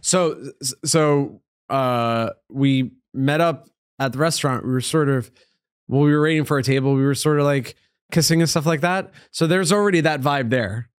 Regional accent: Upstate New York, United States; now in New York City, United States; Upstate New York, so, like, two hours from here.

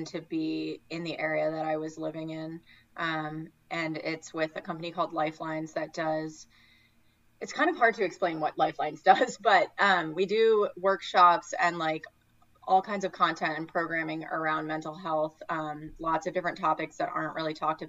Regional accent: Connecticut, United States; moved away; also born or lived in New York City; I grew up in Connecticut in a very homogenous town

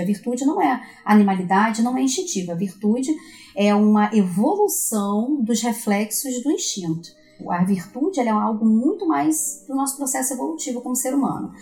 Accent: Brazil; nós somos aqui do Brasil

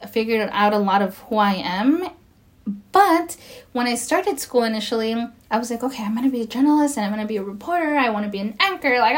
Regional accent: Mexico; now in United States; I am Latina. I am Spanish uh, speaking. You know, like I I come from Mexico and I'm an immigrant and you know, I I'm American as well.

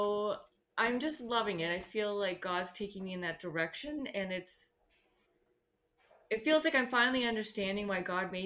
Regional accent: Vineland, Ontario, Canada; I'm from Vineland, Ontario, Canada, which is about 15, 20 minutes from Niagara Falls and an hour from Toronto

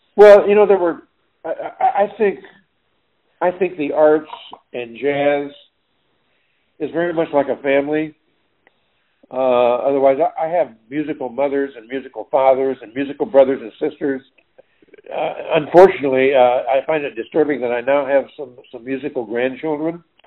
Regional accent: Emporia, Kansas, United States; moved away; born and raised in, in Emporia, Kansas.

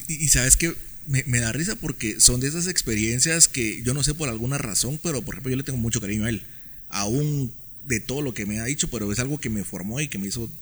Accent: Guatemala City, Guatemala Department, Guatemala; also born or lived in Spain / Denmark; yo, nací acá en la ciudad. Eh, yo, yo, durante 27 años viví en la zona 18.

